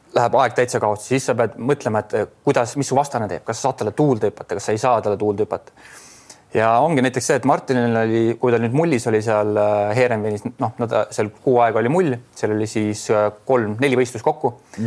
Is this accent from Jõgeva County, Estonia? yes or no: yes; Adavere, Jõgeva County, Estonia; oleme ikkagi Adaverest tulnud koos